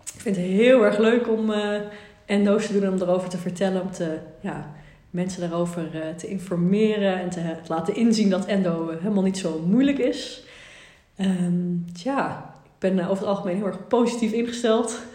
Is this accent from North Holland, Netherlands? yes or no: yes; Amstelveen, North Holland, Netherlands; moved away as an adult; now in Nijmegen, Netherlands; Amstelveen geboren. Twintig jaar eh, daar gewoond eigenlijk